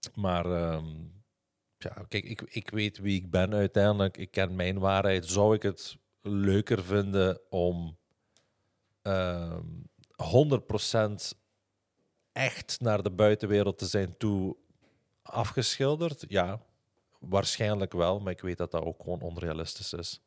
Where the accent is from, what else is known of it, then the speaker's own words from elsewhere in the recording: Limburg, Flanders, Belgium; accent: Limburgish (Hasselt); door mijn accent, door mijn Limburgs accent